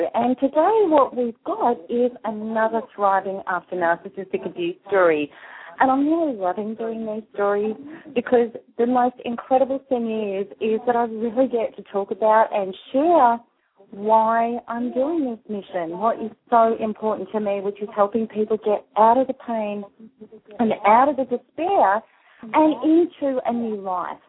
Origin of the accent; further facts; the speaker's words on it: Australia; accent: Aussie; my Aussie accent